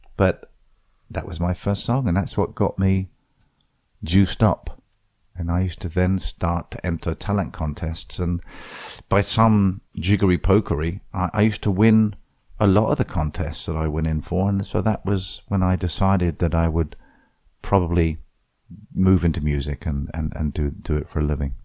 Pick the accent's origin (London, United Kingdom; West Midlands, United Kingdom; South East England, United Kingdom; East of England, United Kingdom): South East England, United Kingdom; Portsmouth; moved away as an adult; now in Fort Myers Beach, United States; the Radical Club in, in, in, in, in Portsmouth, my hometown